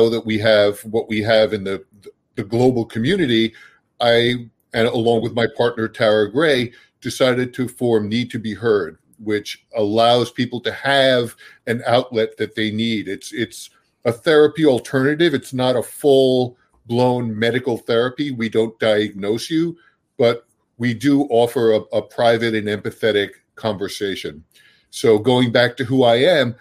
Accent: Brooklyn, New York, United States; moved away as an adult; now in New Jersey, United States; I grew up in a very urban Brooklyn

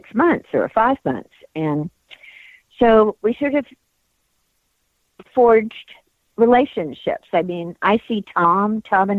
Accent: Bristol, South West England, United Kingdom; I was born in Bristol, England

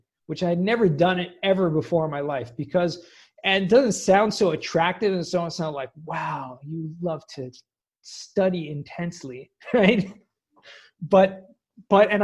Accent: Los Angeles, California, United States; moved away as an adult; also born or lived in San Diego / Israel; I grew up in Southern California in Los Angeles, San Fernando Valley, if anyone knows where that is, Woodland Hills

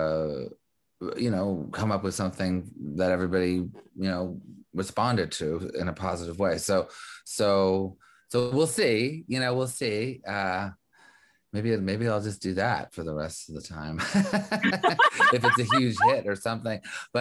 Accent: Montreal, Quebec, Canada; also born or lived in New York; now in Los Angeles, United States; I was actually born in New York, brought up in Montreal

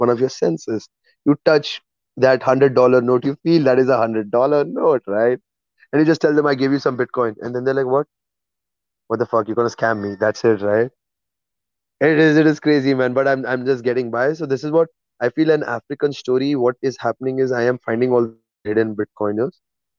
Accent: England, United Kingdom; I'm English. I'm telling you.

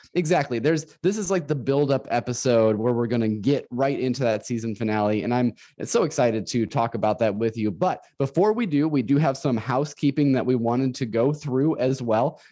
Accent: Northern Illinois, United States; moved away as an adult; now in Central Illinois, United States; I was from Northern Illinois uh, most of my life. I was born and raised there

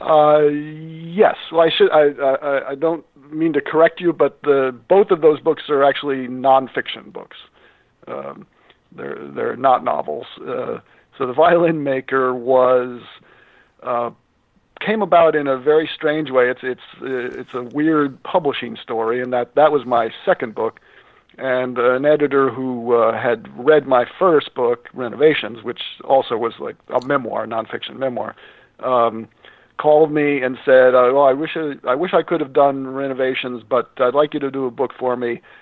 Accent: Scranton, Pennsylvania, United States; also born or lived in Narrowsburg, New York / New York City; now in New York, United States; It's my hometown too, and that's how I grew up

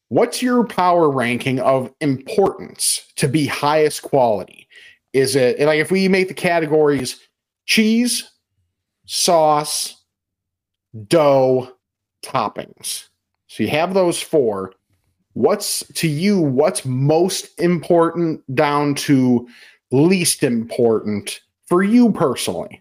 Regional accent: West Chicago, Illinois, United States; in my hometown, is Pal Joey's in West Chicago.

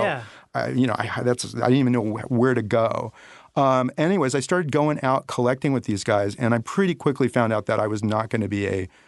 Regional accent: Los Angeles, California, United States; Yeah, I grew up in the Baldwin Hills area.

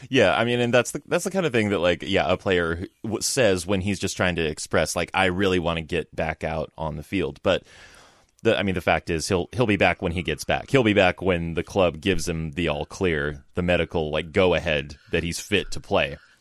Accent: Los Angeles, California, United States; moved away; also born or lived in San Francisco; I lived in San Francisco for, like, ten years, but I grew up in Southern California, kinda in the L A area.

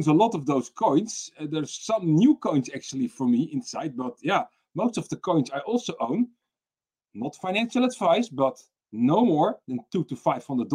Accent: Netherlands; I'm from the Netherlands

